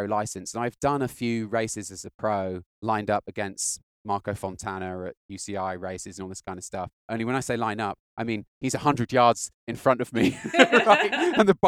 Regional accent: United Kingdom; I'm British

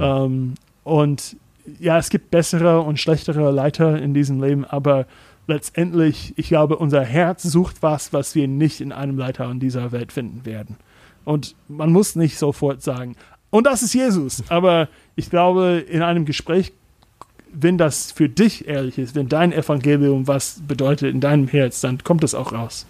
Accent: United States; German is a second language; now in Germany; als Amerikaner

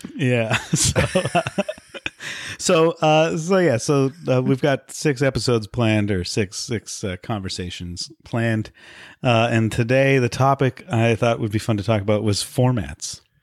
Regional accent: Vancouver, British Columbia, Canada; I grew up in Vancouver

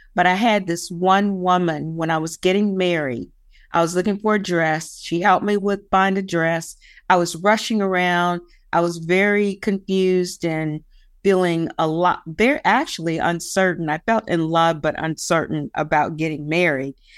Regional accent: West Virginia, United States; moved away; Nobody wants to claim that they're from West Virginia

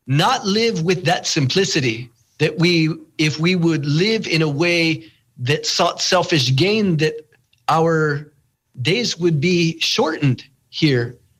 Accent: United States; also born or lived in Santa Clara Pueblo, New Mexico / Shungopavi, Arizona; I'm from the Hopi village of Sungopavi, the Tewa village of Kapo'owinke, a.k.a. Santa Clara Pueblo.

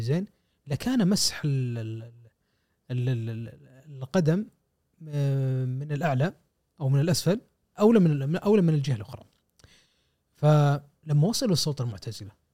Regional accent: Kuwait; عندنا في الكويت

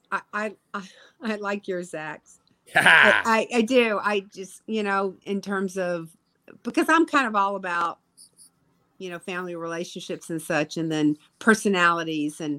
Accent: Jackson, Mississippi, United States; I've done my hometown. Come on now, Jackson.

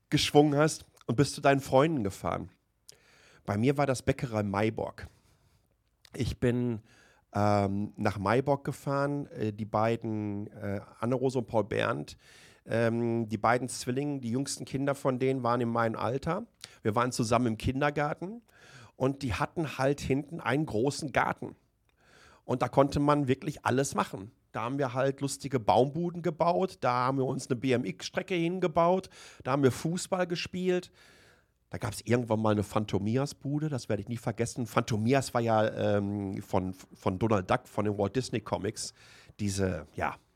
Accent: Waltrop, North Rhine-Westphalia, Germany; Ich bin in, in Waltrop im Kreis Recklinghausen aufgewachsen

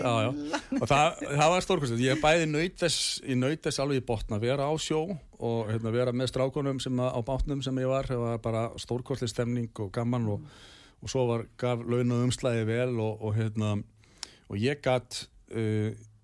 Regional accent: Garðabær, Capital Region, Iceland; Ég er allavega upp á alveg í Garabænum og hérna, bjóð þar til fullorins ára

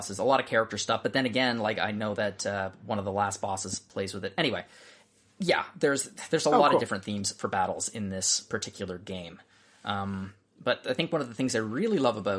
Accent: Nova Scotia, Canada; I'm from Nova Scotia

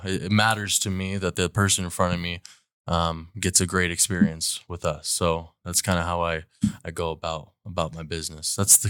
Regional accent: Fresno, California, United States; I'm from Fresno, California. I moved here probably a year and a half ago.

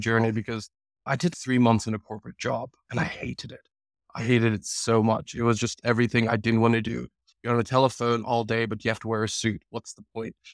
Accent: United States; moved away as an adult; also born or lived in London, United Kingdom; now in United Kingdom; I moved to America when I was two. if there's anything, I am, I'm basically an American. I spent my whole childhood there

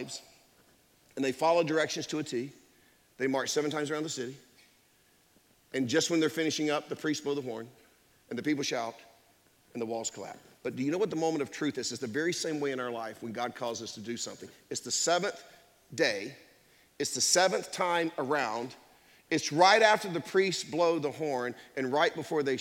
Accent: Durham, North Carolina, United States; I grew up in Durham. I grew up on Austin Avenue in Durham

